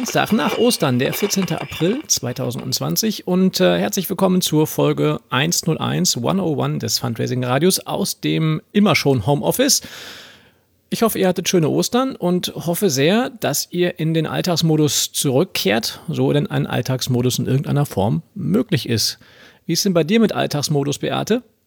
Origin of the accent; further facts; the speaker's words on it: Ruhr area, North Rhine-Westphalia, Germany; als Ruri